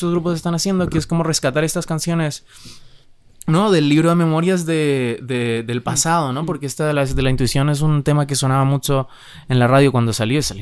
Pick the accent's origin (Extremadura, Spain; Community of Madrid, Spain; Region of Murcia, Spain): Community of Madrid, Spain; Madrid; O sea, yo sí soy de Madrid